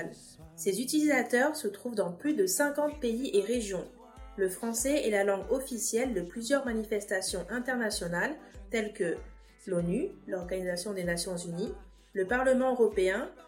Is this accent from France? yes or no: yes; France; Chinese is a second language; 说起来，作为法国人，我也非常自豪。